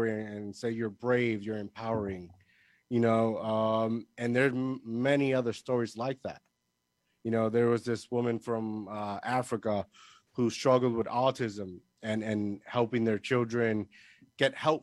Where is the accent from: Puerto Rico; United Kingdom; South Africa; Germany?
Puerto Rico; moved away as an adult; now in New Jersey, United States; I was born here in New Jersey, but the majority of my life, I grew up in Puerto Rico. When I was 20, I think 2010, I officially moved back here on my own, and I've been here ever since